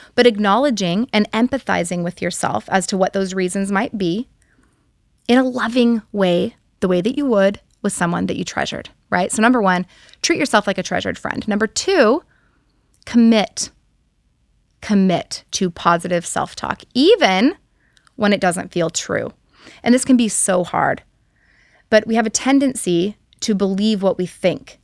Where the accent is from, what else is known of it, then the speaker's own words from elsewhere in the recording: Hawaii, United States; I'm from Hawaii, and so living here in Hawaii